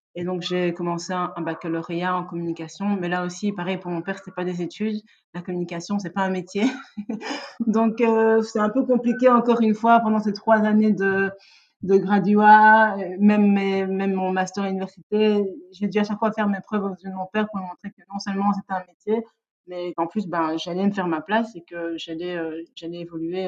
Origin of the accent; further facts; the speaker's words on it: Liège, Wallonia, Belgium; je suis née et j'ai grandi à Liège